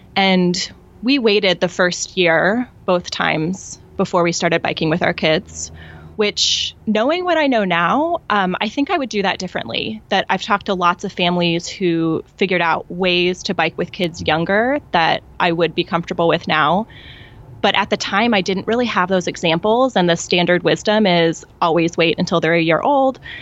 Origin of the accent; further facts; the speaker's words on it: Columbia, Missouri, United States; moved away as an adult; now in Bloomington, United States; I grew up in Columbia, Missouri